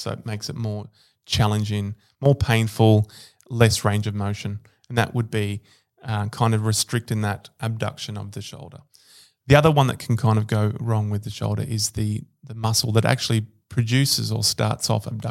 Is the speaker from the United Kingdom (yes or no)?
no; Rome, Lazio, Italy; born there; Yeah, I was born in Rome.